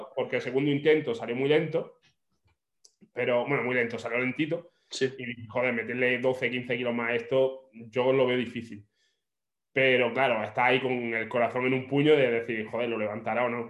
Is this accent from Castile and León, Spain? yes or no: no; Granada, Andalusia, Spain; also born or lived in Australia; yo soy de Granada